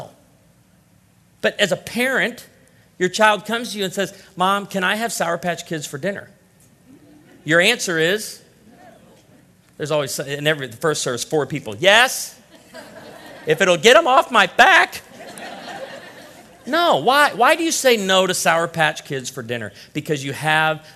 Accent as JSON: {"language": "English", "region": "Illinois", "country": "United States", "said": "I'm from Illinois"}